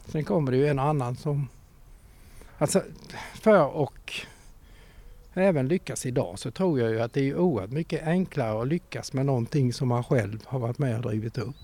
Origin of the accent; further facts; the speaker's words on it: Växjö, Kronoberg County, Sweden; also born or lived in Trelleborg; jag är ju inte född här för jag är född på VB. Men alltså mm. detta är ju mm. min uppväxt.